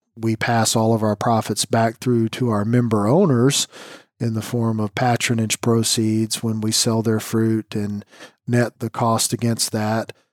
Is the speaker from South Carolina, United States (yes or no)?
yes; South Carolina, United States; moved away as an adult; also born or lived in Indiana / Michigan; the Citadel in Charleston, South Carolina. It's my home state